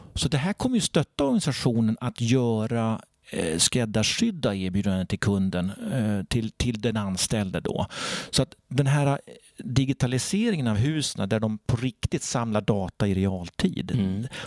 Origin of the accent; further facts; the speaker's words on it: Sandviken, Gävleborg County, Sweden; Jag kommer från Sandviken, en stålstad med inbyggda hierarkier